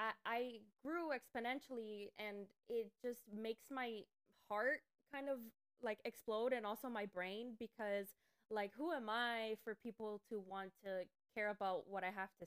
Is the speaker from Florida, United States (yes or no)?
yes; Miami, Florida, United States; here about a year ago in the middle of a pandemic to get away from the bubble that is Miami, because I came from Miami